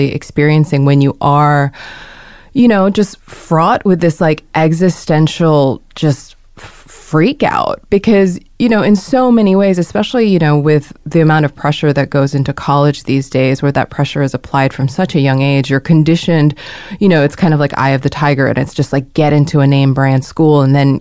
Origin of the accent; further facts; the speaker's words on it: Hong Kong; moved away; I grew up in Hong Kong as a Korean, like going to British school